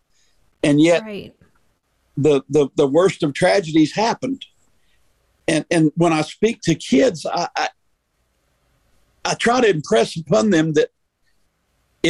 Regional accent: Welcome, North Carolina, United States; moved away as an adult; now in Georgia, United States; my home Methodist Church in Welcome, North Carolina, which is near Winston-Salem

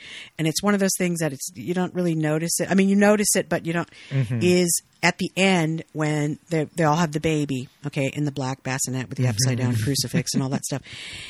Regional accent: Fresno, California, United States; I'm from Fresno. Mexican family

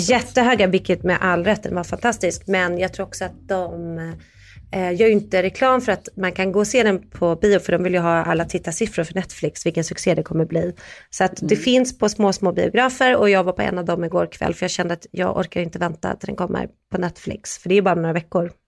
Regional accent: Sweden; vi är från Sverige

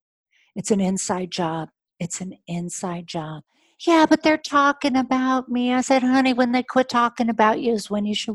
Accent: California, United States; I'm in Northern California. I'm from Orange County.

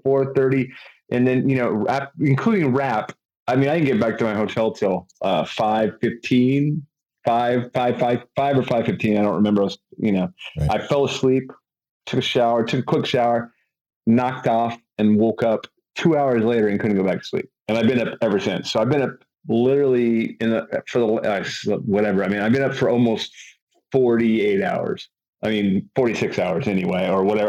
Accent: California, United States; I'm from California

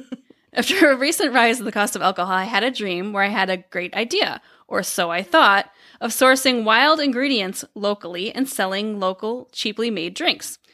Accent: Dubuque, Iowa, United States; also born or lived in Chicago, Illinois; now in Illinois, United States; our hometown, so we we grew up in Dubuque, Iowa

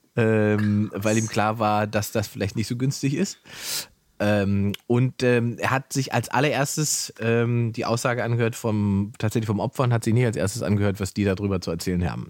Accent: Saxony-Anhalt, Germany; moved away; ich komme ursprünglich aus Sachsen-Anhalt, äh, da im Osten

